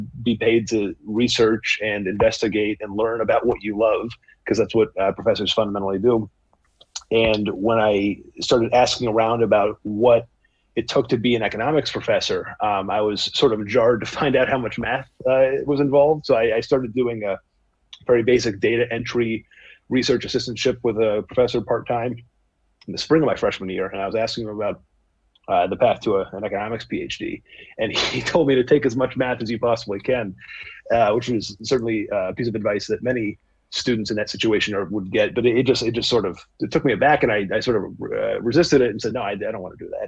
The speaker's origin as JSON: {"language": "English", "town": "Bangor", "region": "Maine", "country": "United States", "tie": "born or raised there", "also_born_or_lived": "New York City", "moved": "as an adult", "lives_now": "Stanford, United States", "said": "I grew up in Bangor, Maine, spent all 18 years there, graduated high school."}